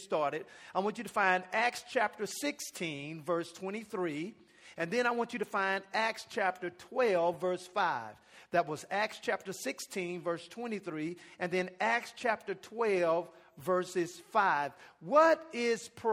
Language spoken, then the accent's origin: English; Dallas, Texas, United States; now in Arlington, United States; I'm from the Dallas area